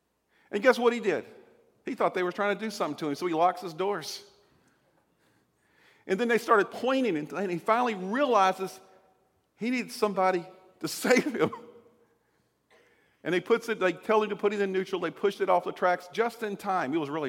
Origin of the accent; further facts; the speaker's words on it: Southern United States, United States; unlike when I grew up in the South, and one time at a tent revival